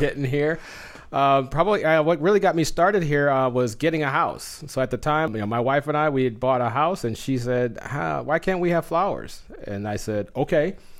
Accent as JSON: {"language": "English", "region": "Southern California", "country": "United States", "tie": "born or raised there", "moved": "as an adult", "lives_now": "Phoenix, United States", "said": "growing up in Southern California"}